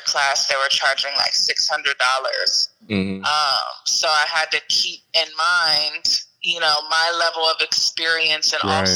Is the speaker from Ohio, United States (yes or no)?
yes; Cincinnati, Ohio, United States; moved away as an adult; now in Atlanta, United States; I'm located in Atlanta, but I'm from Cincinnati, and I've been here like literally a year